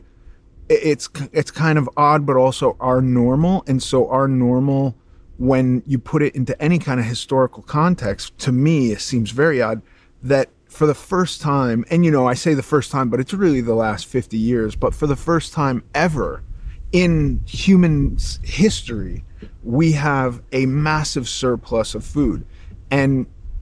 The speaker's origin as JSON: {"language": "English", "town": "Los Angeles", "region": "California", "country": "United States", "tie": "born or raised there", "said": "And I grew up in Los Angeles"}